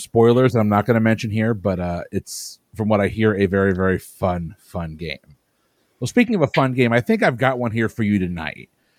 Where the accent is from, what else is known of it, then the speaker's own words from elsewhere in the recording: Connecticut, United States; Let's head on up to Connecticut, my home state, the birthplace of me.